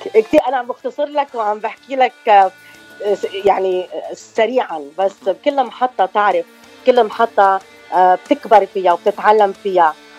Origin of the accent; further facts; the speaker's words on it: Choueifat, Mount Lebanon, Lebanon; moved away as an adult; also born or lived in Los Angeles, California / Venezuela; now in Arizona, United States; أنا من آه، لبنان من شويفات تحديدا